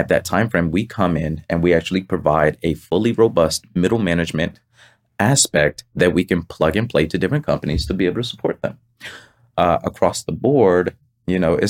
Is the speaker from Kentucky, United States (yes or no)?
no; Pompano Beach, Florida, United States; moved away; I'm from Pompano Beach, Florida